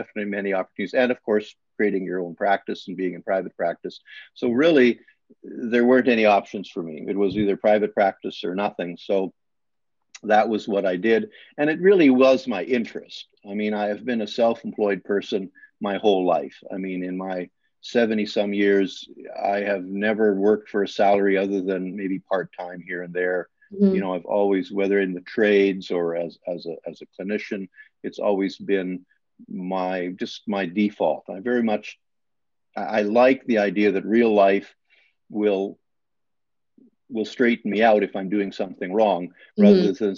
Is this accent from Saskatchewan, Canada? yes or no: no; Alberta, Canada; English is a second language; moved away as an adult; now in Brantford, Canada; as a farm kid in Canada, I was raised in Alberta.